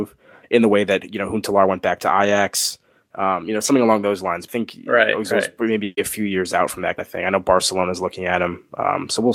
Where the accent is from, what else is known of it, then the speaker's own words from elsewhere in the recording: United States; as an American